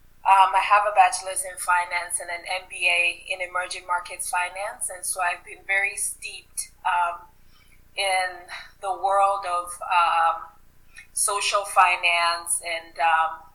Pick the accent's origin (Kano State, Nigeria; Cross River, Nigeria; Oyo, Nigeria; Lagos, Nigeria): Oyo, Nigeria; Ibadan; moved away; growing up in Nigeria, we lived in the southwestern part, and in the city that I grew up in, Ibadan